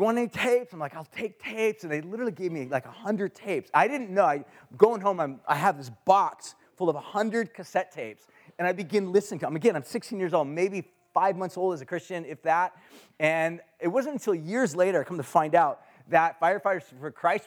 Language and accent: English; Huntington Beach, California, United States; I grew up in Orange County in Huntington Beach area